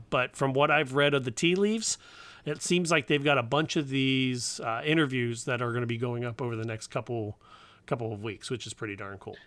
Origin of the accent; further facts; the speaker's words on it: Cincinnati, Ohio, United States; I grew up down here in Cincinnati